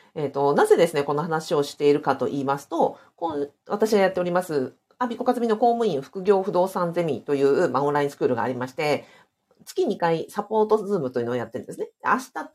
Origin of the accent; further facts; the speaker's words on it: Hokkaido, Japan; これ私の地元で北海道値段なので